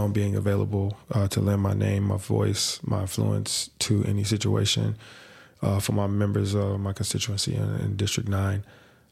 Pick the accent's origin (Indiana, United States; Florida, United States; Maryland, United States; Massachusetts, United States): Indiana, United States; Indianapolis; I grew up in the neighborhood I serve. So I mean, it's like I know people. I don't go up and down every street, but I might have been on every street because you know I've been in that East Side community my entire life